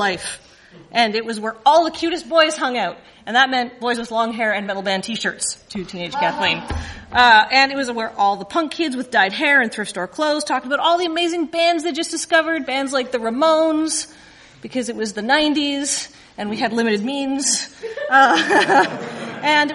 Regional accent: Canada; being Canadian

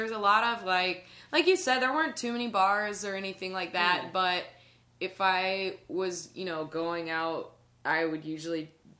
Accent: South Carolina, United States; moved away as an adult; now in Chicago, United States; I grew up in a small town in South Carolina, and it was nothing like growing up in Chicago.

